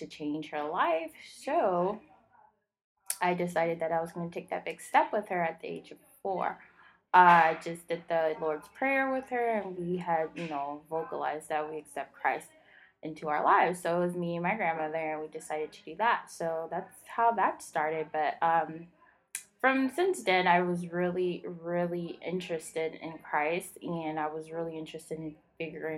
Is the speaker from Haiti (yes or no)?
yes; Haiti; I am Haitian. I'm from Haiti. So a lot of my upbringing was, you know, based in Haitian culture